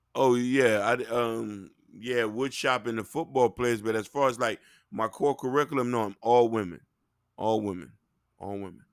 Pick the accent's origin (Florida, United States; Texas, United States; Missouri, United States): Florida, United States; Dade County; I'm from Dade County, Chopper City.